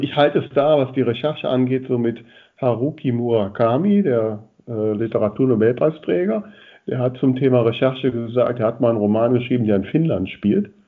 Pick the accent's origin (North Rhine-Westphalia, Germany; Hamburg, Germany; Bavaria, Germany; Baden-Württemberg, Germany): North Rhine-Westphalia, Germany; Grefrath area; jetzt ist das auch die Gegend, wo ich groß geworden bin